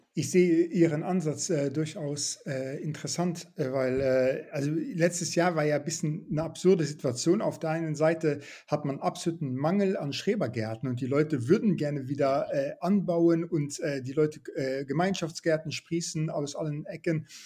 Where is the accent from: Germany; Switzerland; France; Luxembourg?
Luxembourg; moved away; in Luxemburg, wo ich aufgewachsen bin